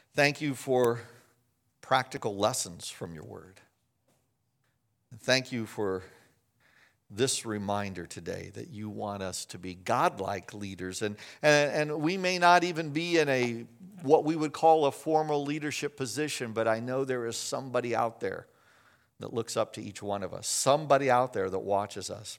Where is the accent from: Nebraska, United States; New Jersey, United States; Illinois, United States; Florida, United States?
Illinois, United States; Chicago; moved away; also born or lived in Winona Lake, Indiana; I'm from Chicago